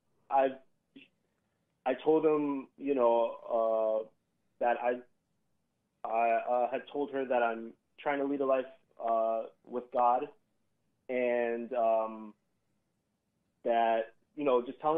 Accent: Southern California, United States; moved away as an adult; now in Hammond, Indiana, United States; I'm from Southern California

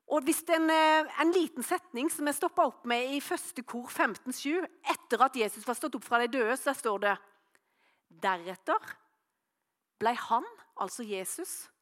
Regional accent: Norway; hjemme på Løvjemås

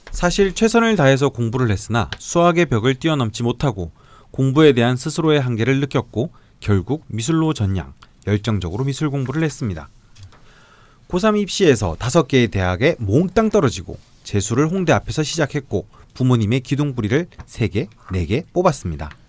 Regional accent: Ulsan, South Korea; 어릴 때 울산에서 태어나 병술 아빠와 정유 엄마 그리고 개유 남동생과 함께 신나게 싸우면서 자랐습니다.

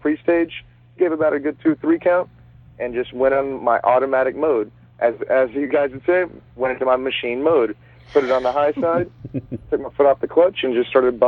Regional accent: Dallas, Texas, United States; I'm going back to my home state of Texas. I'm from Dallas

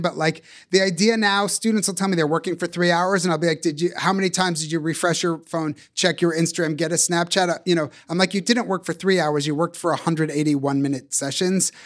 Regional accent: Boston, Massachusetts, United States; accent: Boston; The only accents I ever heard are Boston.

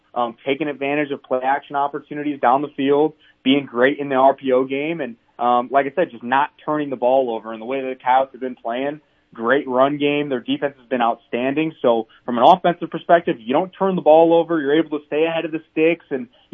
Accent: Chicago, Illinois, United States; moved away as an adult; also born or lived in Minneapolis / Vermillion, South Dakota; growing up in the Chicagoland area

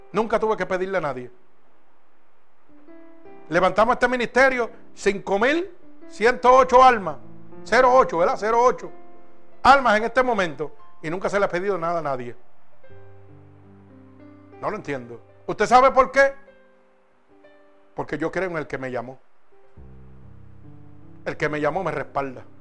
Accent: Puerto Rico; moved away; Cuando yo salí de Puerto Rico, salí con una maleta, una máquina de respirar y un sello de muerto en la frente y en la espalda.

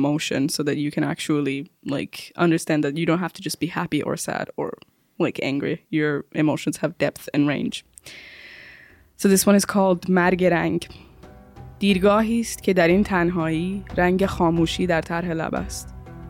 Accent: Iran; now in Slovakia; So I just wished that I was born here in Slovakia so I didn't have this many difficulties and everything. And I had like very edgy thoughts about how I don't want to be Iranian anymore. So I stopped speaking Persian to my parents

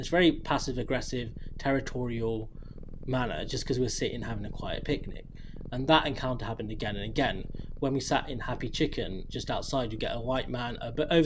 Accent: United Kingdom; as a British person

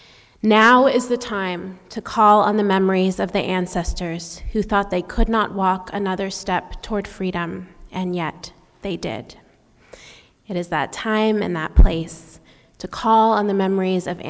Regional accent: United States; also born or lived in Tennessee / Ohio; As a UU Vietnamese kid growing up in Tennessee and Ohio with a hard-to-pronounce last name

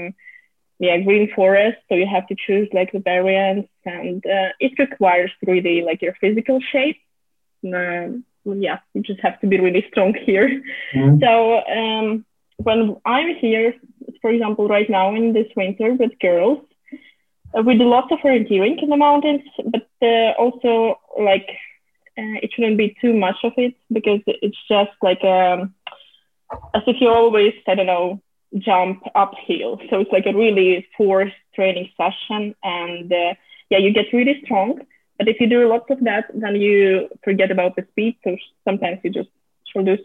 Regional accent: Moscow, Russia; English is a second language; I come from Moscow

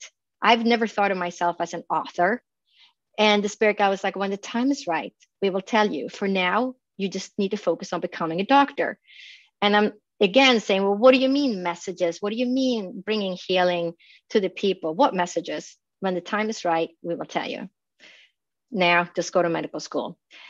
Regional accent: Phoenix, Arizona, United States; We never got to work with each other, but we both knew that we came from Phoenix.

